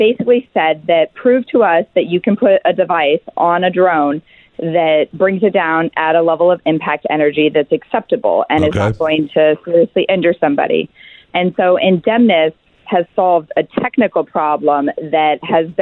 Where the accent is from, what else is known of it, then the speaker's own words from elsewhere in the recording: Alaska, United States; we're six founders from Alaska.